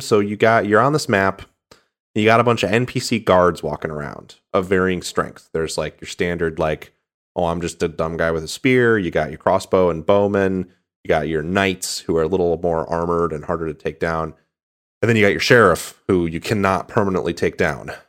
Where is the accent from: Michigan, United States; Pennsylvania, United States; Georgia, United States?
Michigan, United States; I'm from Michigan, so I've spent a lot of time in Ohio